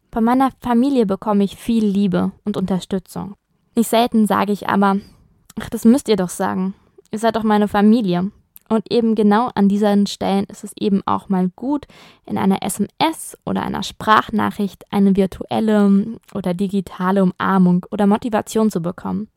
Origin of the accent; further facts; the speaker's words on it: Germany; now in Italy; als Deutscher im Ausland lebt